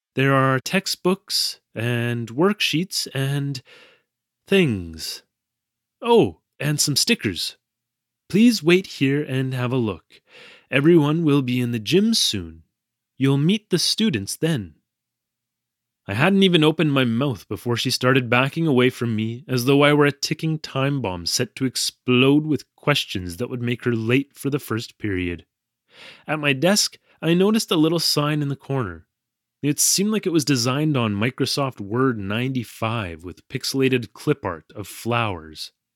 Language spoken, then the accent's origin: English; Canada; moved away as an adult; now in Japan; I'm from Canada.